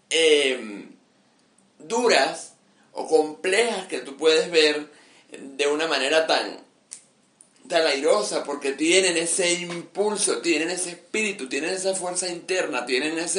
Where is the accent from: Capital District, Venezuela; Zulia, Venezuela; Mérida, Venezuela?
Mérida, Venezuela; venezolano siempre, nosotros como venezolanos siempre regresamos, así nos lleva para China. Y, y amo a, Mérida y aquí estoy eh, aún en el medio de estas